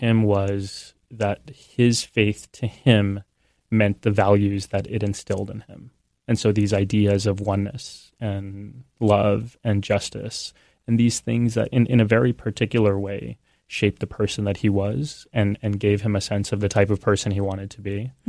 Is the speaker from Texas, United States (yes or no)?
yes; San Antonio, Texas, United States; I was born and raised in San Antonio.